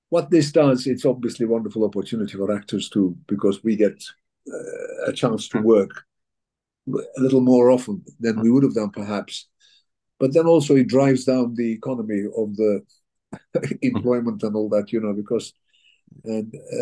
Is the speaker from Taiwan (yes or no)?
no; Turkey; also born or lived in England; now in United Kingdom; I was born in Turkey, so I'm also a Turkish citizen